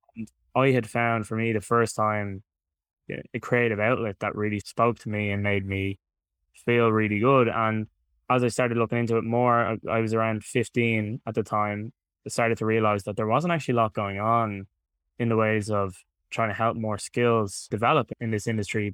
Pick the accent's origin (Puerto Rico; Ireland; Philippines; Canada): Ireland; Dublin, Leinster; I'm from Dublin in Ireland, in case anyone hasn't been able to tell from the accent. So, born and raised here in Dublin.